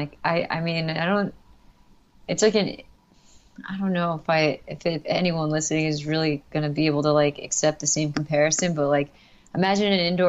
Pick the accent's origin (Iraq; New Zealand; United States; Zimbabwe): United States; New York; I came from New York and it's like really urban, and even suburbia out there is just there's more people